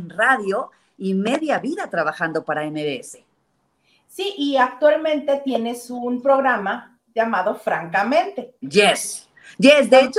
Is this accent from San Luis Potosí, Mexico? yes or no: no; Ensenada, Baja California, Mexico; also born or lived in Tijuana; nazco en Ensenada